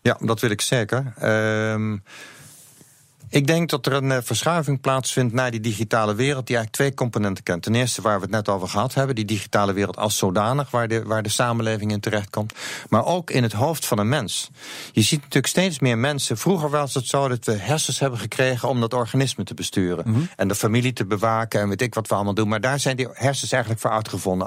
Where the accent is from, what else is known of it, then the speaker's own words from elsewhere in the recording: Netherlands; vinden wij het makkelijk als Nederlander om Nederlands te praten.